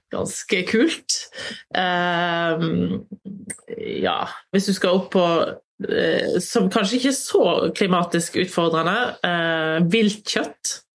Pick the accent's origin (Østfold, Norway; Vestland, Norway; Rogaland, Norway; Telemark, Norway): Vestland, Norway; Voss; Der jeg kommer fra, Voss, er vel kategori fire-pol